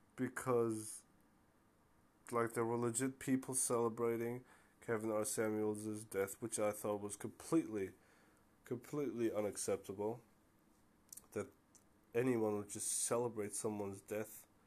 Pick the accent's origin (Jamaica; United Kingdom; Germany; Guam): Germany; born and raised, you know, uh, born in Germany, um, mother Turkish, father Moroccan